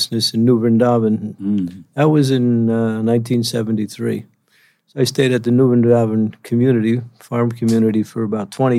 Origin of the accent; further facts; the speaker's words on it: New York area, New Jersey, United States; moved away as an adult; also born or lived in Denver, Colorado / West Virginia; I'm originally from the New York area, New York, New Jersey.